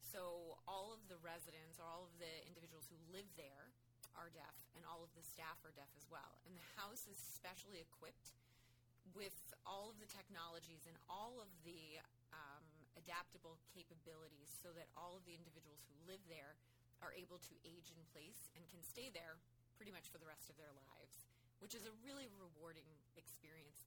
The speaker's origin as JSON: {"language": "English", "region": "Pennsylvania", "country": "United States", "tie": "born or raised there", "also_born_or_lived": "Colorado", "moved": "as an adult", "lives_now": "Boston, United States", "said": "I grew up in Pennsylvania"}